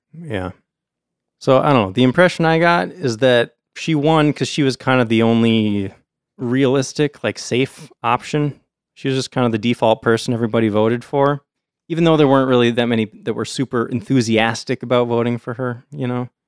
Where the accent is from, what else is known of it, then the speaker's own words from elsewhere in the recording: United States; as an American